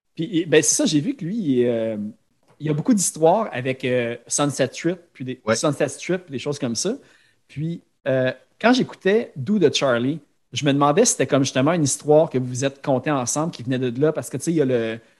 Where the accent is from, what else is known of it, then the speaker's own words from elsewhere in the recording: Laval, Quebec, Canada; je viens de Sainte-Dorothée, juste sur le bord de Chamédée à Laval.